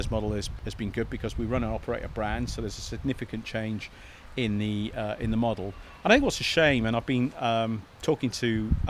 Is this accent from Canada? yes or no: no; Cardiff, Wales, United Kingdom; moved away as an adult; now in England; I'm from Cardiff uh, and uh, came down here, fell in love with the place, went to uni